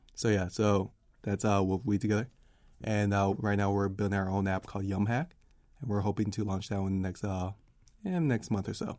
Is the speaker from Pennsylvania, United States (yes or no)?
no; Washington, District of Columbia, United States; D C.